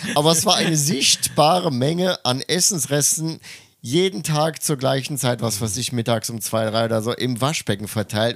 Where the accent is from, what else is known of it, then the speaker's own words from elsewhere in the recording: Germany; moved away as an adult; now in Tokyo, Japan; ich komme aus Deutschland